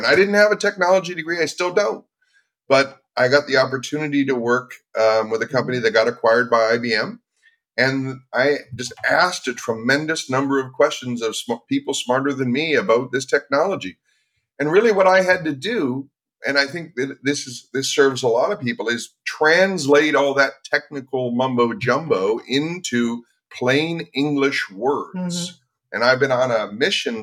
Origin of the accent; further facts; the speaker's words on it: Vancouver, British Columbia, Canada; I grew up in Vancouver, up in Canada